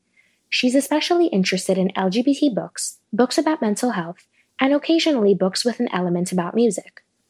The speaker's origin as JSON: {"language": "English", "town": "Montreal", "region": "Quebec", "country": "Canada", "said": "I'm from Montreal."}